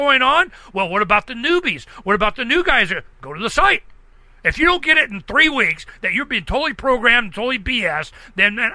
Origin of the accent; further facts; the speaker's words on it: Southwest, United States; I'm from Southwest.